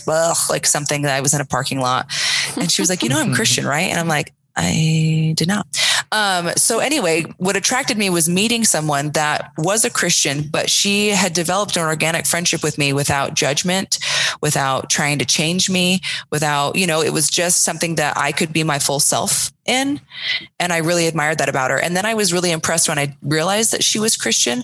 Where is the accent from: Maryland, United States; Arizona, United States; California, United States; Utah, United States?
Arizona, United States; Sedona; also born or lived in Tucson, Arizona; I grew up in a small town called Sedona in Arizona